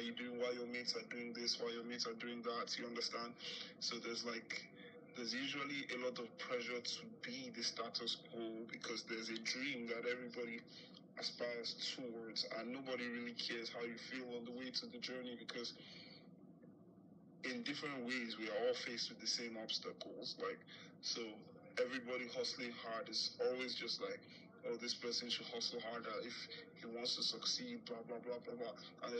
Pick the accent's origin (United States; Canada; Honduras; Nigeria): Nigeria; I am a rookie filmmaker, screenwriter, and producer. And I grew up in Nigeria